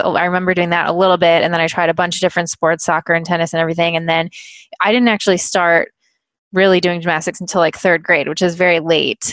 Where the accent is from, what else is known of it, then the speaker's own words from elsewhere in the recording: Michigan, United States; growing up in Michigan, I also went to a lot of U of M gymnastics